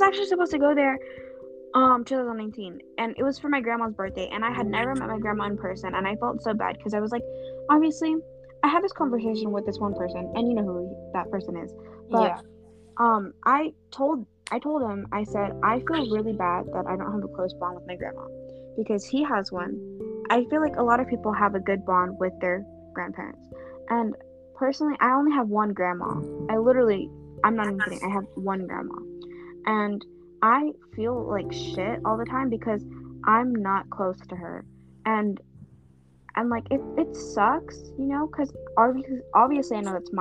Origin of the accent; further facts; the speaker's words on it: United States; I'm American because I was born in America